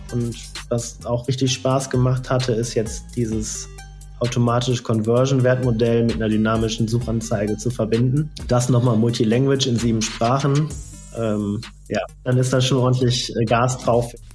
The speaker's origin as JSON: {"language": "German", "town": "Geldern", "region": "North Rhine-Westphalia", "country": "Germany", "tie": "born or raised there", "said": "Ich komme ja ganz aus der Nähe ähm, von Düsseldorf. In Geldern bin ich groß geworden"}